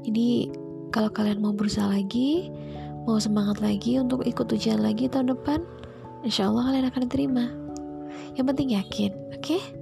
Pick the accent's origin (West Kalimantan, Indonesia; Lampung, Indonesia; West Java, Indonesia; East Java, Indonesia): East Java, Indonesia; Surabaya; born there; tempat kelahiran saya di Surabaya itu panas itu